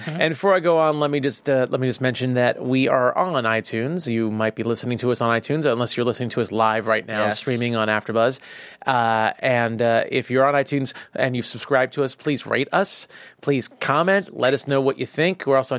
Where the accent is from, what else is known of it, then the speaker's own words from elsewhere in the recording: New York, United States; And as a New Yorker who has been in many of Dwayne Reed and is a big fan of Dwayne Reed